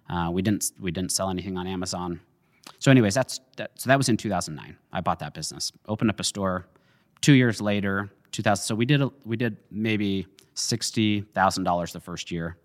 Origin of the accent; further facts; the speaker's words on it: Jerome, Idaho, United States; also born or lived in Utah; I grew up in Jerome. I was born in Utah.